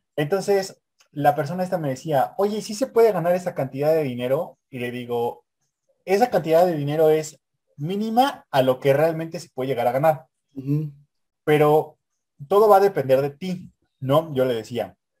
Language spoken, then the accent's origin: Spanish; Mexico; somos, somos mexicanos